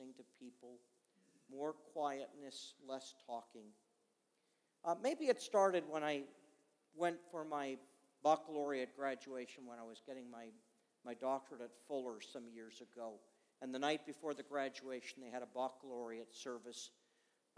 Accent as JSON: {"language": "English", "town": "Montreal", "region": "Quebec", "country": "Canada", "tie": "born or raised there", "said": "I was born in Montreal, Canada"}